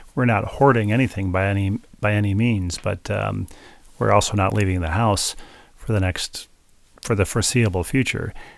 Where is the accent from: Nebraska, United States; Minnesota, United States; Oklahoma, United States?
Minnesota, United States; Bloomington; where I grew up in Bloomington, Minnesota